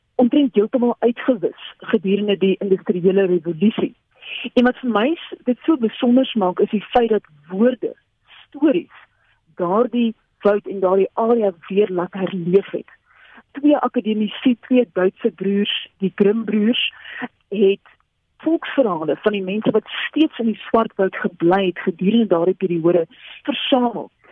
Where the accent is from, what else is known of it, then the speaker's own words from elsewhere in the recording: South Africa; as twee Suid-Afrikaners ons is gewoond aan hierdie oranje warm Afrika son